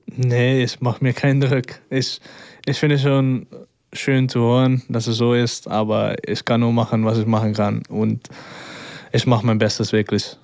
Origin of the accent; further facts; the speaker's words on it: Amsterdam, North Holland, Netherlands; accent: Dutch; German is a second language; moved away as an adult; now in Braunschweig, Germany; ich bin ja geboren in Amsterdam und ich bin ja auch erwachsen